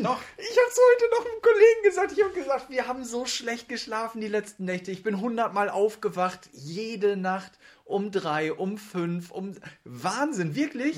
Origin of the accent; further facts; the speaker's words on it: Hamburg, Germany; accent: Hamburger Dialekt; das ist mein Hamburger Dialekt, so schön vor einer Küste oben, mit Wasser von Kap Hohen getauft